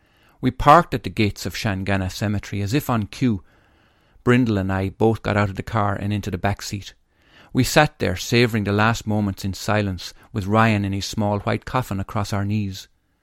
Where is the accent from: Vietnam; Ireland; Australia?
Ireland; Tipperary, Munster; born there; I was born in St. Michael's Hospital in Tipperary, in house number 22, in a street called St. Michael's Avenue.